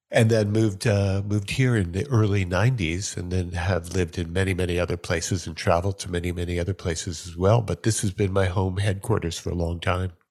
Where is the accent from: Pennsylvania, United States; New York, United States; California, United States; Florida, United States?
New York, United States; Syosset; I was born in New York, uh, Syosset